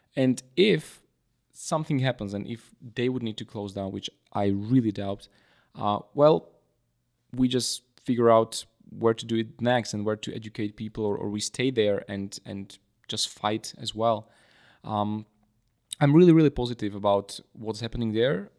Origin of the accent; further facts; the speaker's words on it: Slovakia; I'm from Slovakia, a Bitcoin educator